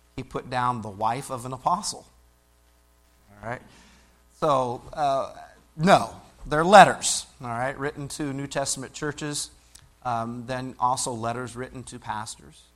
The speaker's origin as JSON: {"language": "English", "region": "Illinois", "country": "United States", "tie": "born or raised there", "said": "I grew up in Illinois"}